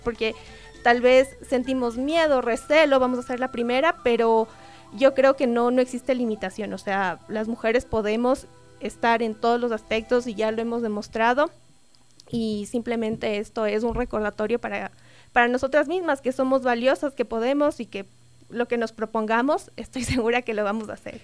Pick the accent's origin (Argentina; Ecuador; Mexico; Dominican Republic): Ecuador; nosotros ecuatorianos